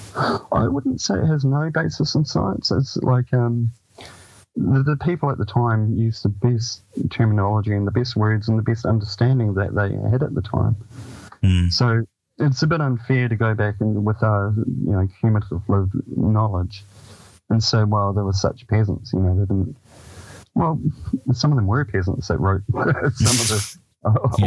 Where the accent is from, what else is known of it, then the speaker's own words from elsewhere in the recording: Dunedin, Otago, New Zealand; the house I grew up on in Saddle Hill in Dunedin.